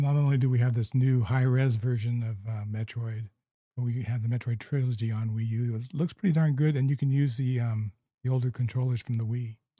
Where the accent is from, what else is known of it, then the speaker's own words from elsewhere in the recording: Southern California, United States; growing up in Southern California